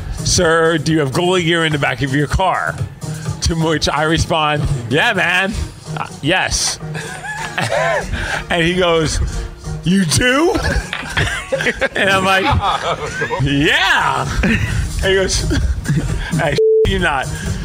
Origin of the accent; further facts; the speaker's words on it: Puyallup, Washington, United States; Puyallup, Washington.